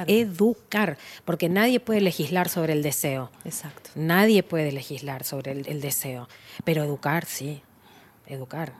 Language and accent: Spanish; Argentina